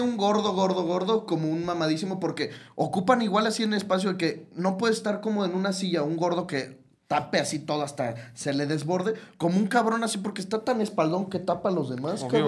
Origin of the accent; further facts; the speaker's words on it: Mexico; Somos mexicanos